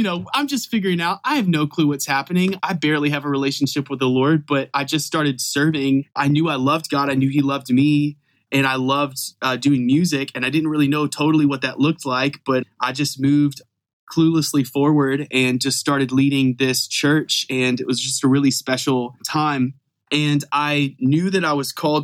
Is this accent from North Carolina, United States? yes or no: yes; Fayetteville, North Carolina, United States; I grew up in Fayetteville, North Carolina